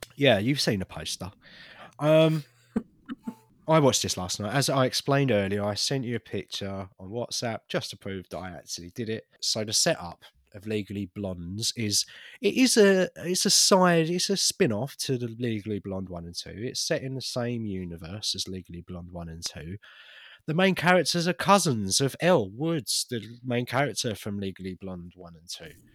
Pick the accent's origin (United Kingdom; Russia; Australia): United Kingdom; as a British person